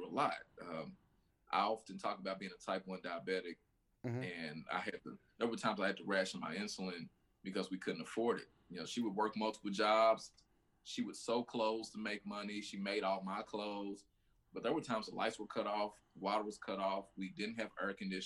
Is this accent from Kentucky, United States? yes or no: yes; Louisville, Kentucky, United States; growing up in the West End, all my family is from here.